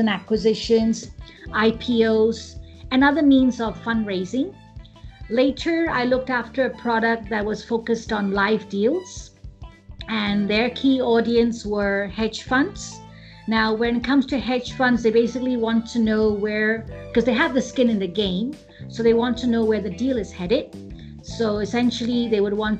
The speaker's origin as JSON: {"language": "English", "country": "Hong Kong", "tie": "born or raised there", "moved": "as an adult", "lives_now": "India", "said": "I was born and brought up in Hong Kong, and majority of my schooling has taken place"}